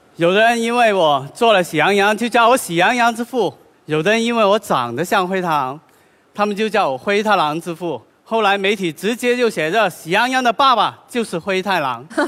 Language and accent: Chinese; China; 咱们中国